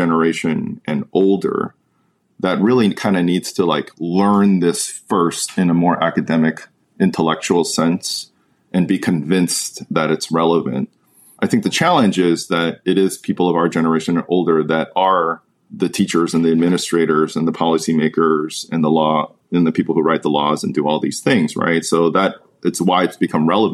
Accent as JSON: {"language": "English", "country": "United States", "tie": "born or raised there", "said": "someone who's born in the United States, has lived here my whole life"}